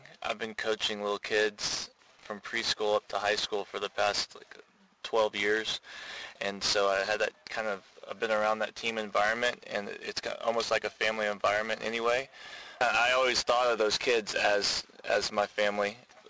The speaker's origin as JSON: {"language": "English", "town": "Fort Worth", "region": "Texas", "country": "United States", "said": "We're from Fort Worth, Texas."}